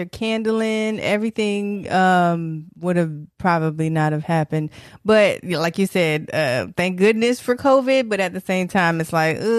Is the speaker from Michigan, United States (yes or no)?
yes; Detroit, Michigan, United States; Detroit, by the way.